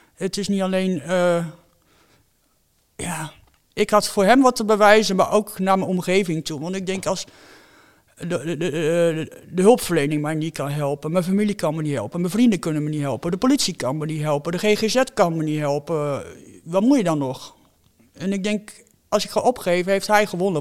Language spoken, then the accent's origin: Dutch; Netherlands; ik woon in Nederland, ik ben een Nederlander.